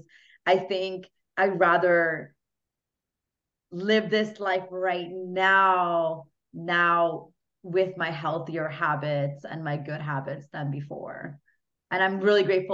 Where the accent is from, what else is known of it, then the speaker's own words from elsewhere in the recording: Hungary; English is a second language; now in Canada; I'm originally from Hungary as well. So was born there, moved to Canada, you know, learned English from absolute scratch.